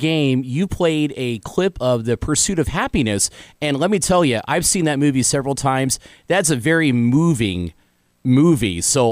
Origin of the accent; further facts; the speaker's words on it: Evansville, Indiana, United States; being a lifelong Evansville native, I'm from the West Side